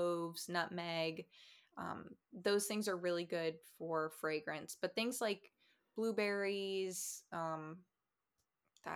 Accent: Florida, United States; moved away; I'm from Florida

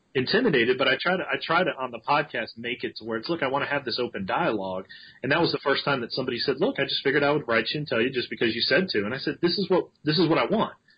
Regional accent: Maryland, United States; moved away; also born or lived in Alabama; I grew up in Maryland

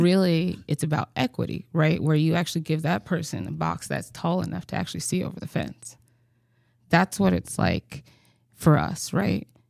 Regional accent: Mississippi, United States; moved away; growing up in Mississippi

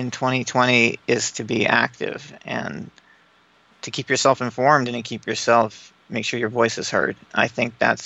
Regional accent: Bloomington, Indiana, United States; Grew up in Bloomington, Indiana.

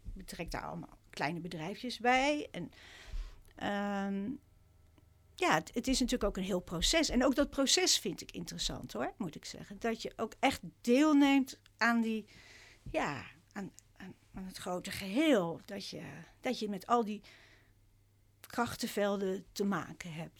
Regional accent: Rotterdam, South Holland, Netherlands; ik kom uit Rotterdam

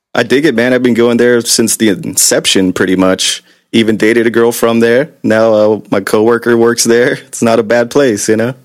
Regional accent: Long Beach, California, United States; also born or lived in Gardena, California / Torrance, California; I was originally born in the South Bay in Gardena, Torrance area, but I've been in Long Beach since I was about three or four, since the late 80s.

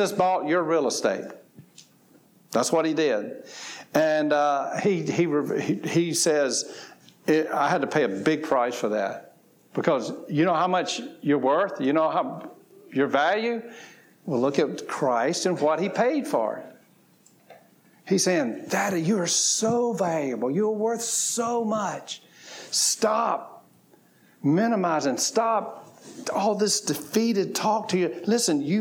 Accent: the South, United States; I grew up in the South, and I grew up on fried chicken, collard greens, cornbread, and all that kind of stuff

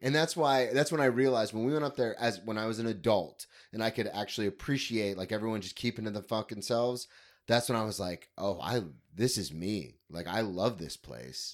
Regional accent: Florida, United States; also born or lived in Ohio; I grew up in Florida

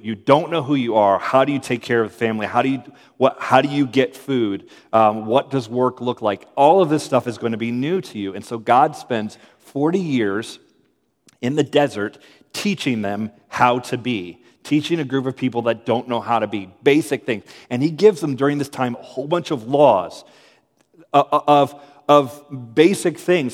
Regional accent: United States; I'm efficient American

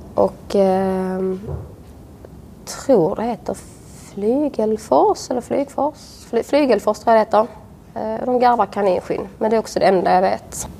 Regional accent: Svalöv, Skåne, Sweden; moved away as an adult; Utanför eh, Svalöv, på en villa på landet

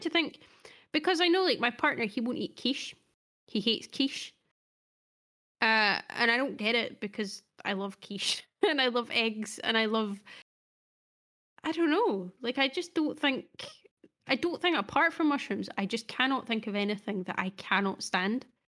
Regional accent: Scotland, United Kingdom; we're Scottish.

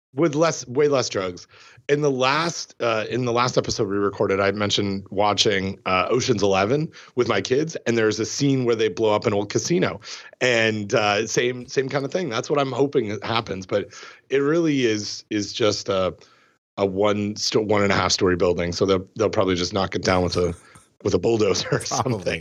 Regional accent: Canada; growing up in Canada

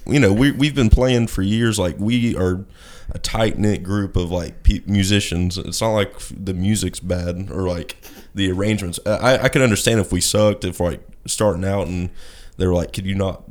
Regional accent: Seymour, Tennessee, United States; So, we're from Seymour

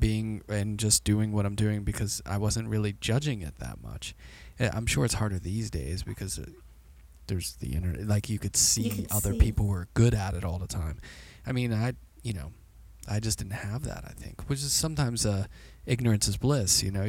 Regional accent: Pittsburgh, Pennsylvania, United States; now in Brooklyn, United States; our family didn't have a lot of money growing up in Pittsburgh

